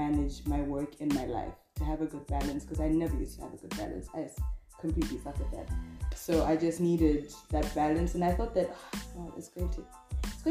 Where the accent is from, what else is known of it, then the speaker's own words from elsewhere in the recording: Zambia; moved away; I'm from Zambia